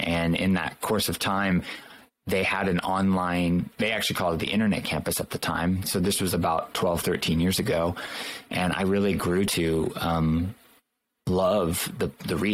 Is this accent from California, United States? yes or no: yes; Southern California, United States; also born or lived in Los Angeles County / Orange County; born and raised in Southern California